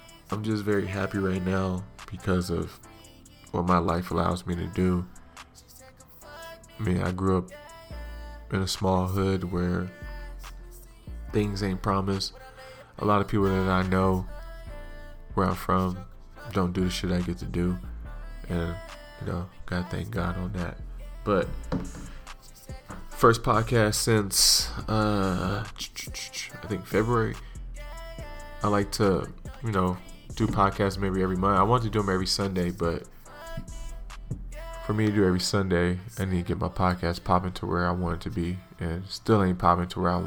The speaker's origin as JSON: {"language": "English", "area": "hometown of the Warriors", "region": "California", "country": "United States", "tie": "born or raised there", "said": "root for my hometown"}